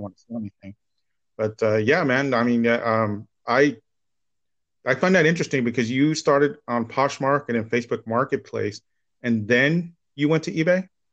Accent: Santa Ana, California, United States; moved away as an adult; also born or lived in Orange, California; now in Las Vegas, United States; I was born in Orange

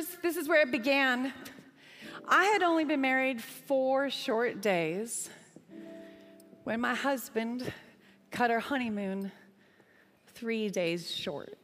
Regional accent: Canada; accent: Canadian; me with my Canadian accent

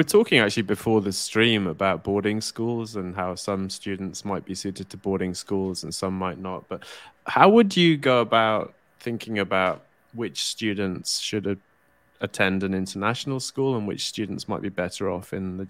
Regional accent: Spain; I grew up in Spain, so I went to a German school.

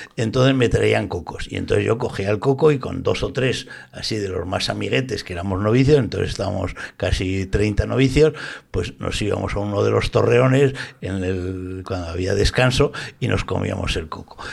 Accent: Zaragoza, Aragon, Spain; now in Valencia, Spain; soy de Zaragoza, yo soy del barrio Santa Cruz y bautizado aquí y tal, pero yo llevo ya muchos años viviendo en Valencia

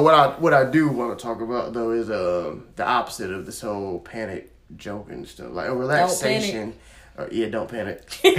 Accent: Florida, United States; I'm from Florida.

